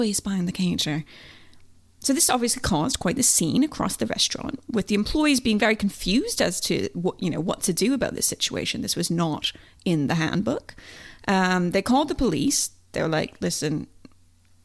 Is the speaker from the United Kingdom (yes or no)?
no; Canada; moved away; I'm Canadian